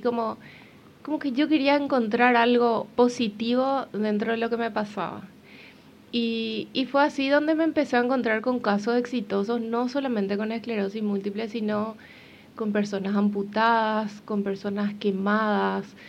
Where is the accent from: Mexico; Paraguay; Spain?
Paraguay; moved away as an adult; now in Uruguay; yo soy paraguaya